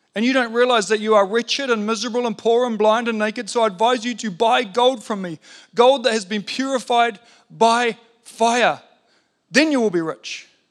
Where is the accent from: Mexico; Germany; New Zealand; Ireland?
New Zealand; being a Kiwi bloke